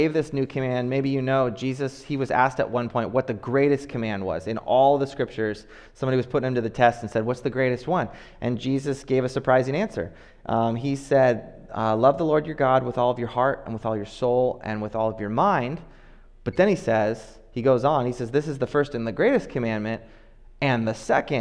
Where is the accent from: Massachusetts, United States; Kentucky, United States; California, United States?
California, United States; Oakland; growing up in Oakland